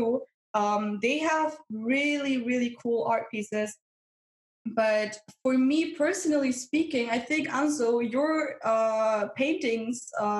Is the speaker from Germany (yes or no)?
yes; Germany; I'm from Germany